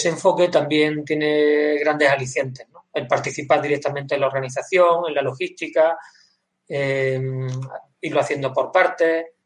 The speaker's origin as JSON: {"language": "Spanish", "town": "Granada", "region": "Andalusia", "country": "Spain", "said": "porque yo desde yo soy de Granada, pero mi padre era de, Grazalema"}